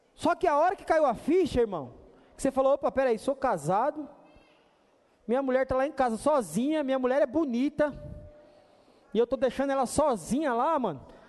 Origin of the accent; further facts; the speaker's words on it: Brazil; nessa terra que nós estamos aqui, nós somos chamados de brasileiros